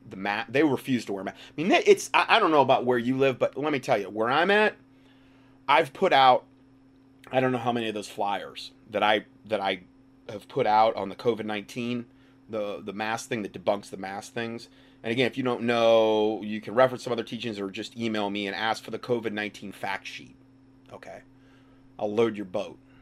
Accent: North Carolina, United States; my hometown

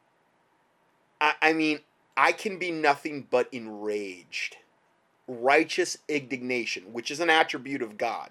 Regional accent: United States; as an American

